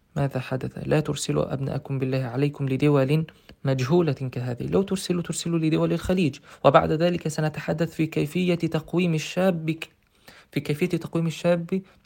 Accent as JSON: {"language": "Arabic", "country": "Egypt", "also_born_or_lived": "Russia", "moved": "as an adult", "said": "شخصا من مدينتي التي في مصر"}